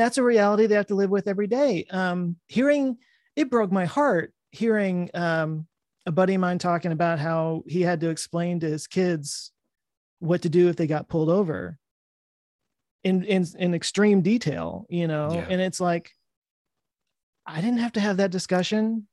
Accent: Texas, United States; I live in Texas. I've lived here my whole life.

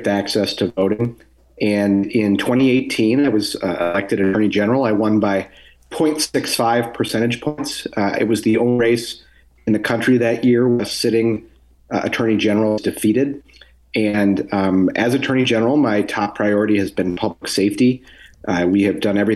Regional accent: Wisconsin, United States; my home state of Wisconsin

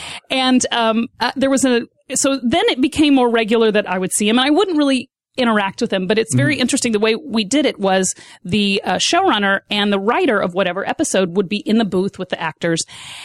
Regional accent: Fort Worth, Texas, United States; Yes, I am from Fort Worth.

